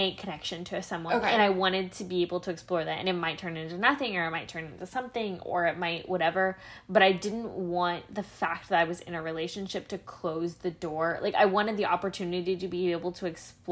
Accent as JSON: {"language": "English", "region": "Midwest", "country": "United States", "tie": "born or raised there", "said": "we grew up in the Midwest"}